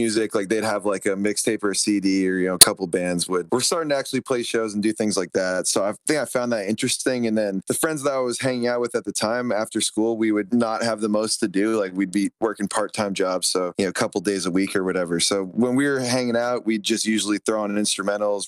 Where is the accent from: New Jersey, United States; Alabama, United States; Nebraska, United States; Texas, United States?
New Jersey, United States; Somerset County; moved away as an adult; now in California, United States; I grew up in Somerset County, New Jersey